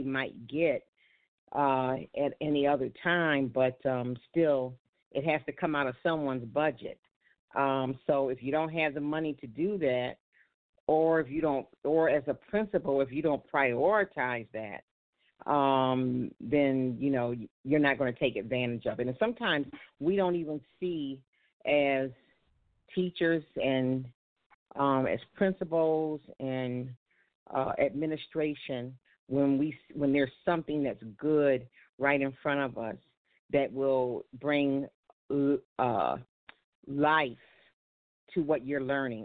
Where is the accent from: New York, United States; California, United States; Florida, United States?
New York, United States; Buffalo; I'm from Buffalo, New York